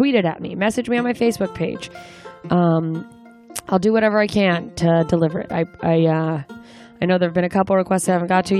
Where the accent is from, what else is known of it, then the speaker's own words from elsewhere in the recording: Anchorage, Alaska, United States; moved away; my hometown, Anchorage